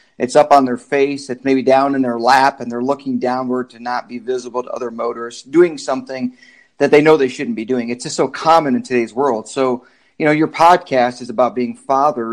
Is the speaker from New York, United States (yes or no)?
no; Michigan, United States; moved away as an adult; now in Kansas, United States; I am from Michigan, really. The military is what brought me to Kansas